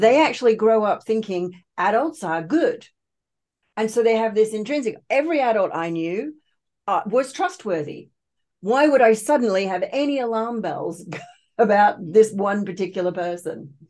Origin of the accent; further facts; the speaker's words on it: Australia; also born or lived in United Kingdom; I was actually born in the U K, but I was raised in Australia. My parents emigrated when I was only two